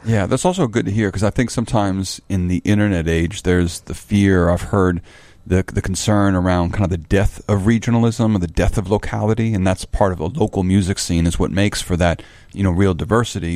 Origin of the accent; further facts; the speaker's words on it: Chicago, Illinois, United States; as a Chicagoan